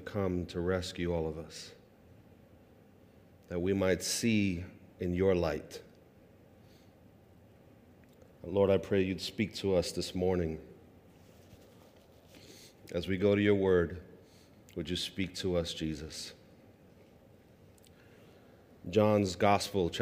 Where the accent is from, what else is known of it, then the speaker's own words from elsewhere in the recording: New York City, New York, United States; I grew up in Sunset Park, Brooklyn, on 47th Street and 4th Avenue